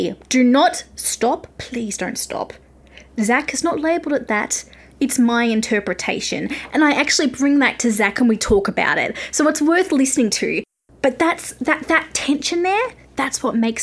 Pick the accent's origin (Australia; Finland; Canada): Australia; accent: Australian; I'm Australian